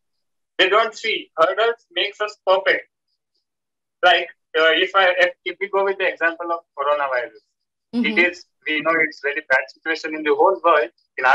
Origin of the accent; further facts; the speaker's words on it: India; I'm from India.